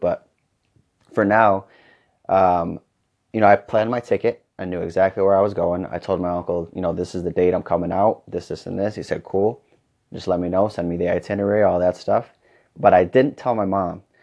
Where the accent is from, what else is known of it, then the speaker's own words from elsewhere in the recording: Fennville, Michigan, United States; moved away as an adult; now in Arizona, United States; I was coaching basketball in Fenville, Michigan, uh, my hometown